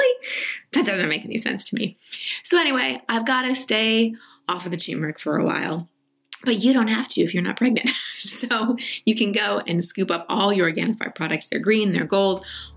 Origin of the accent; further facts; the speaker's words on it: Texas, United States; I'm from Texas.